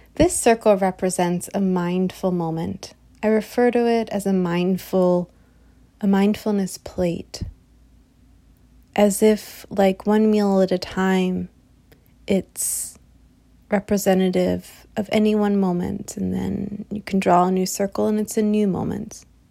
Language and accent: English; United States; particularly as an American society, where I am speaking from